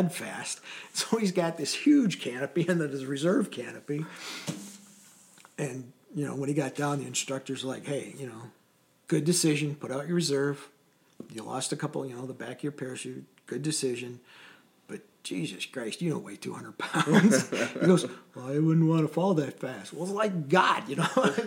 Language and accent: English; Michigan, United States; I was from Michigan, and I went to Traverse City